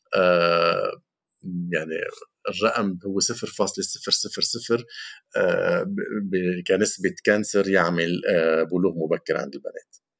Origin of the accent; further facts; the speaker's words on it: Lebanon; عندنا بلبنان